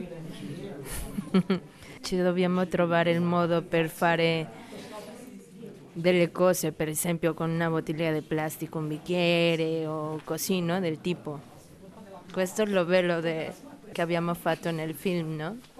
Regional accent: Mexico; Italian is a second language; now in Italy; Io sono messicana.

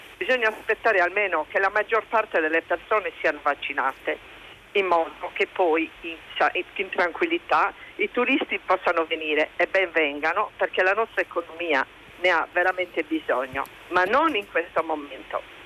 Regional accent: Sardinia, Italy; Io, essendo sarda

